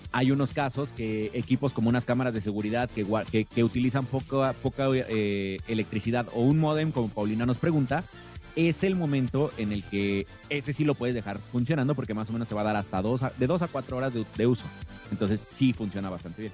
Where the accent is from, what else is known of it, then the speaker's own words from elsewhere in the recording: Mexico; Como buen mexicano